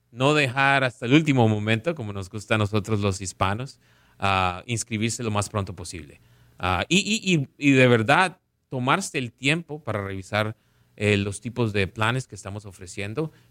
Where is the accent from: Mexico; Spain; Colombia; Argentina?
Colombia; Caribbean coast; yo crecí jugando fútbol en Colombia, en, la costa, uh, viendo al pibe de Valderrama jugar